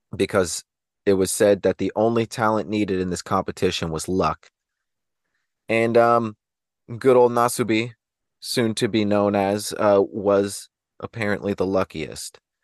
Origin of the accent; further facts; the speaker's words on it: Anchorage, Alaska, United States; I was raised in Alaska, so, you know, there's just, there's the minimal things out there, even in the places like Anchorage where I was around